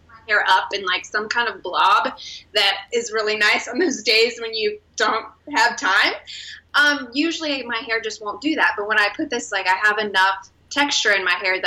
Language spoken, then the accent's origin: English; Wichita, Kansas, United States; I was born and raised in Wichita, Kansas